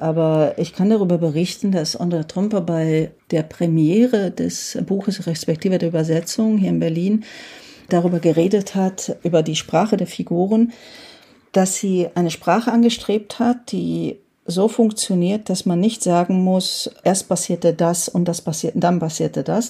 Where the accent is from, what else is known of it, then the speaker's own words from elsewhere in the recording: Rákos, Győr-Moson-Sopron, Hungary; also ich komme ja aus Rakusch, das liegt direkt an der österreichischen Grenze